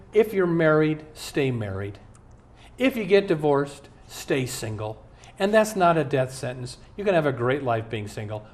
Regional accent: Omaha, Nebraska, United States; moved away; I'm from Omaha. Years ago, when I'd go home to Omaha

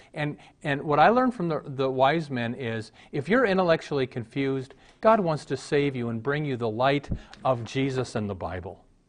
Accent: Omaha, Nebraska, United States; I was raised in Omaha

